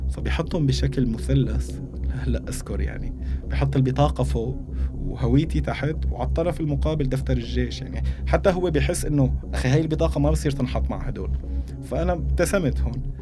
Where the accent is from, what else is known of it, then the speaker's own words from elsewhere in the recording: Damascus, Damascus Governorate, Syria; moved away; يعني أنا طلعت بنهاية 2015 من دمشق